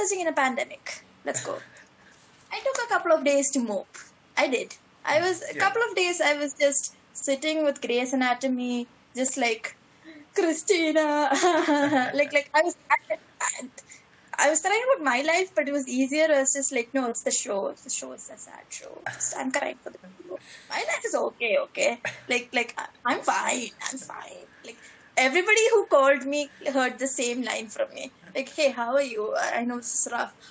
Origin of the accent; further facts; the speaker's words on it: Kochi, Kerala, India; moved away as an adult; now in Munich, Germany; I come from Kochi, which is like January is 35 degrees. That's how Kochi is.